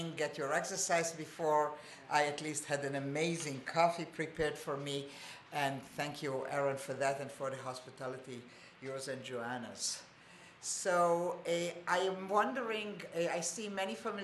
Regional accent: Israel; also born or lived in Montreal, Canada; I was born in Israel, my family, my kids were born in Israel, we are all Sabras

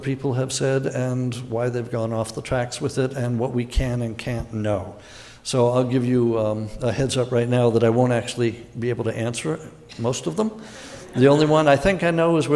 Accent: Malibu, California, United States; moved away; also born or lived in Pacific Palisades; I grew up in Malibu and Pacific Palisades.

